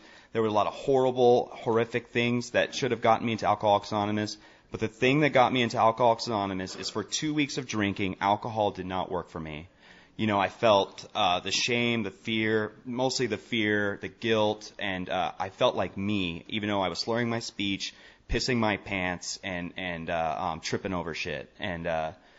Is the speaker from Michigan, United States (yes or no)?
no; Portland, Oregon, United States; I'm from Portland, Oregon.